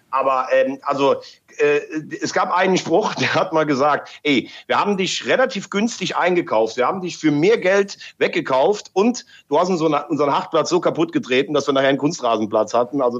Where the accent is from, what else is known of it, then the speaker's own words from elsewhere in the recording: Mayen, Rhineland-Palatinate, Germany; Ja, ich bin in Mayen geboren. Ich äh, habe am Lacher See bin ich aufgewachsen, also zwischen Mayen und Andernach, wer sich da ein bisschen auskennt. Aber ich war in Mayen auf der Schule.